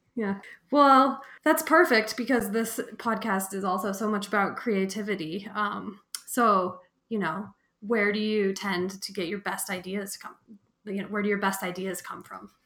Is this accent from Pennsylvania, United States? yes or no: no; Fort Collins, Colorado, United States; I grew up in Fort Collins, working in bike shops